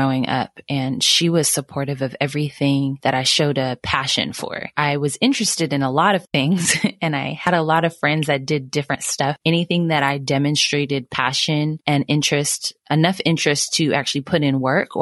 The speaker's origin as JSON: {"language": "English", "town": "Sacramento", "region": "California", "country": "United States", "moved": "yes", "lives_now": "Dallas, United States", "said": "I'm originally from Sacramento, California. I currently live in Dallas."}